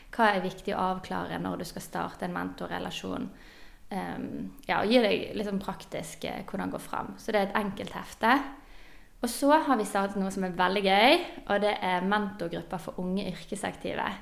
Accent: Bergen, Vestland, Norway; Jeg er bergenser, som dere hører.

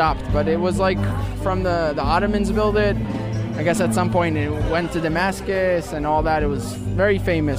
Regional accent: Jerusalem, Jerusalem District, Israel; I'm from Jerusalem. I grew up here around the neighborhood.

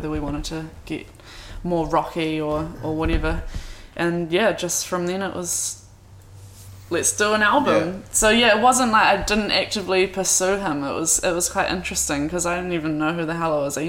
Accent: New Zealand; we're from New Zealand

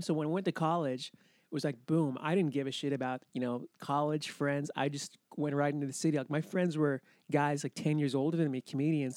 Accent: Laconia, New Hampshire, United States; moved away; I was brought up in Laconia, which is kinda like, you know, middle New Hampshire

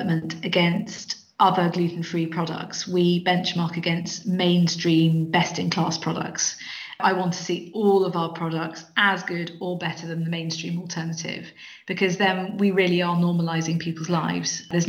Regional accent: South East England, United Kingdom; now in Edinburgh, United Kingdom; You can tell I'm not Scottish. I'm from the southeast of England.

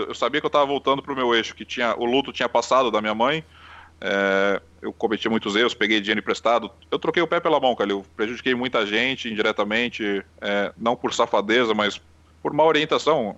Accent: Brazil; also born or lived in Santos; nós que somos brasileiros

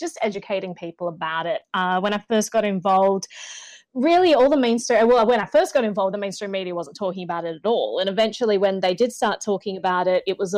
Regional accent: Australia; moved away as an adult; now in United States; I'm from Australia originally.

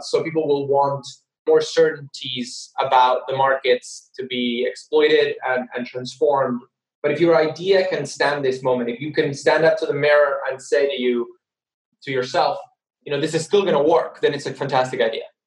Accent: Argentina; moved away as an adult; also born or lived in United States / United Kingdom; my home country, Argentina

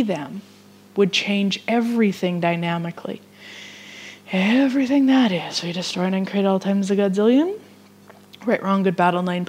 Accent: Vermilion, Alberta, Canada; She goes to my hometown

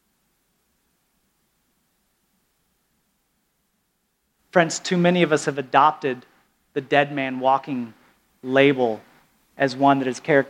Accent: the South, United States; I'm from the South

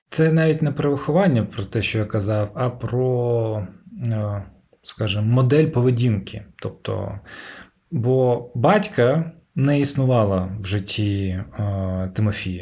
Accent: Ukraine; я, типу, кримський татарин, який народився в Україні в російськомовному суспільстві

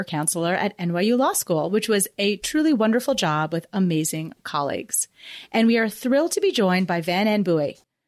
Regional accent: Canada; moved away as an adult; now in United States; I'm actually Canadian, so it was really nice for me to go home for a year

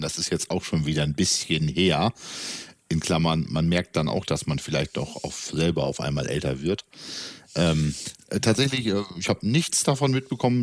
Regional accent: East Frisia, Lower Saxony, Germany; für den gebürtigen Ostfriesen und Norddeutschen

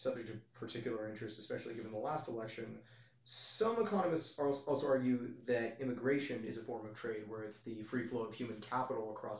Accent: California, United States; I'm from California

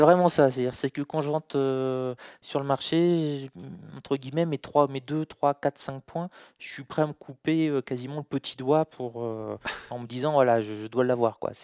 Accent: France; je suis né en France

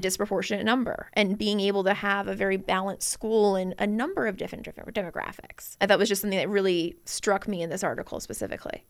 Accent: Chesterfield County, Virginia, United States; I grew up in Chesterfield County

